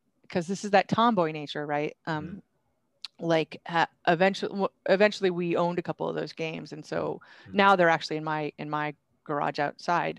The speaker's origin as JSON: {"language": "English", "region": "Vermont", "country": "United States", "tie": "born or raised there", "said": "I grew up in Vermont"}